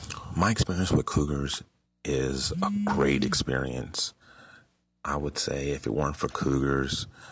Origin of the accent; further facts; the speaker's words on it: Los Angeles, California, United States; Growing up in Los Angeles